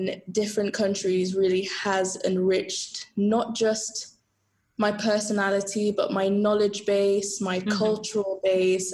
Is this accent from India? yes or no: no; South Africa; moved away as an adult; also born or lived in Zambia / United Kingdom; now in Italy; I grew up in South Africa.